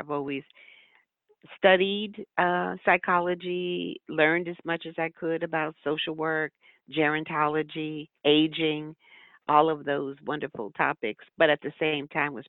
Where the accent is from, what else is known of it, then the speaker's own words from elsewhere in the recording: New Haven, Connecticut, United States; also born or lived in Boston / New York City / California; now in Charleston, United States; I grew up in New Haven